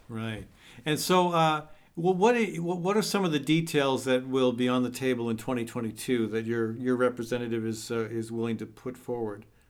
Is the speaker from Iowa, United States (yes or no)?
yes; Iowa, United States; Iowa, my home state